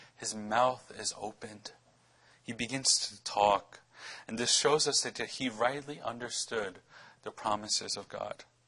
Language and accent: English; New York City, New York, United States; wanted to name our, our child daughter Brooklyn after, you know, my hometown